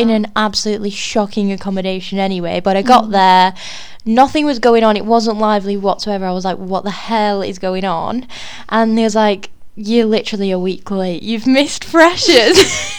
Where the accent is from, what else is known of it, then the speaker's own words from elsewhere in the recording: Bolton, North West England, United Kingdom; moved away as an adult; now in Exeter, United Kingdom; I am actually from Bolton.